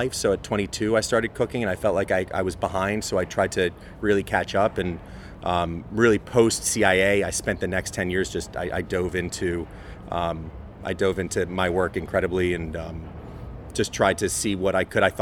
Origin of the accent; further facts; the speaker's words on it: New Jersey, United States; moved away as an adult; also born or lived in New York / Boston, Massachusetts; now in Washington D.C., United States; I grew up in New York and Jersey